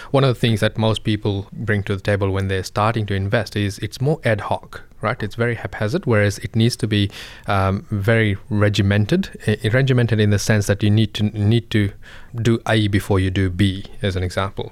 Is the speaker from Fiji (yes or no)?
yes; Fiji; moved away; I come from Fiji